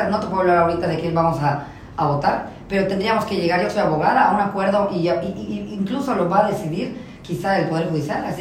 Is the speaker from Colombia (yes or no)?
no; Yucatán, Mexico; como somos los yucatecos, no?